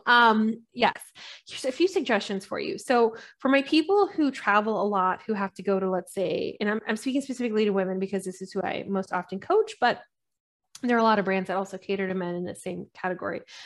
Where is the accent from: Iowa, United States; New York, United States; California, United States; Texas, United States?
California, United States; also born or lived in London; I'm Californian and I'm super Californian